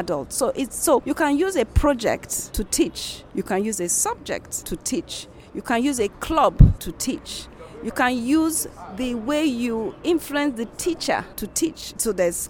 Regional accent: Lagos, Nigeria; also born or lived in Benin City; Now, I'm from Benin, for example, but I grew up all my life in Lagos. I went to school in Lagos.

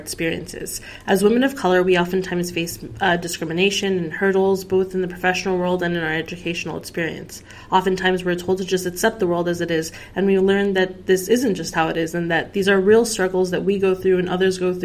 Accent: Bay Area, California, United States; also born or lived in Sacramento, United States; We grew up in the Bay Area and still have a lot of family back home in Afghanistan

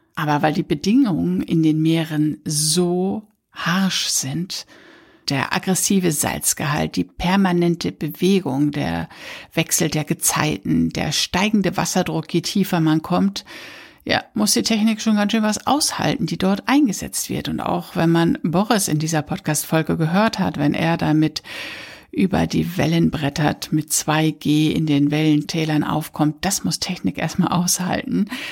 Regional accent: Papenburg, Lower Saxony, Germany; 60 Kilometer entfernt von Papenburg, wo ich herkomme

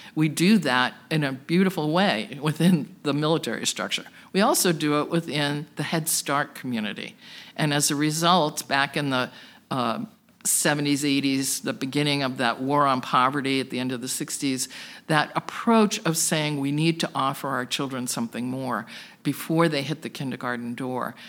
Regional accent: Plymouth, Massachusetts, United States; now in Worcester, United States; I was originally from the South Shore in Plymouth, Massachusetts, but got pulled back into Worcester four times during my life for school and career.

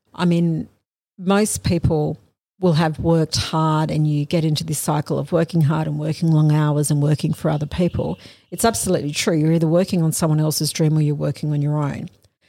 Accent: Australia; I am an Australian lawyer.

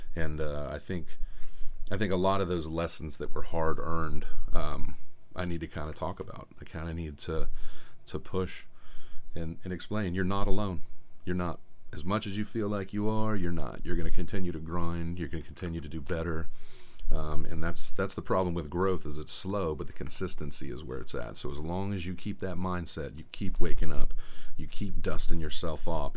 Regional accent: Tampa, Florida, United States; I was born in Tampa, Florida

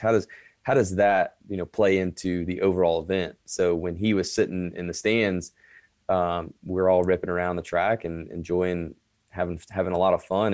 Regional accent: Currituck, North Carolina, United States; also born or lived in Kill Devil Hills, North Carolina; we grew up in Currituck, North Carolina, Killable Hills, North Carolina.

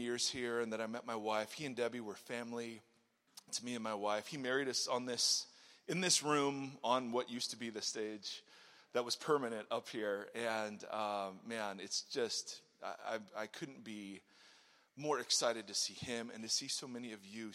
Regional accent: Ohio, United States; moved away as an adult; also born or lived in California; I grew up in Ohio, came out here because of Eric Hurd

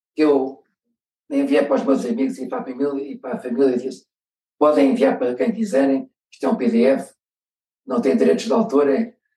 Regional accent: Amadora, Lisbon, Portugal; eu nasci na Amadora, numa altura em que a Amadora era uma terra relativamente pequena, onde as pessoas se conheciam todas. Fiz a instrução primária num colégio aqui na Amadora

